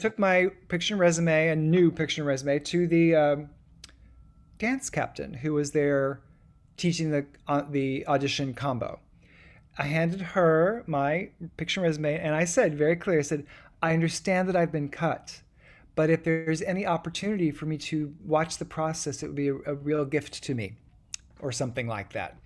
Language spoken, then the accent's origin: English; Louisa, Kentucky, United States; born or raised there; moved away as an adult; also born or lived in Huntington, West Virginia